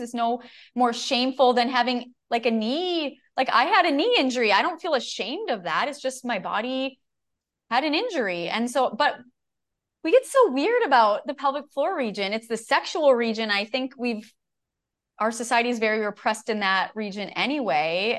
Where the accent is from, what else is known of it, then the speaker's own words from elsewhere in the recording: Minnesota, United States; I'm a Minnesotan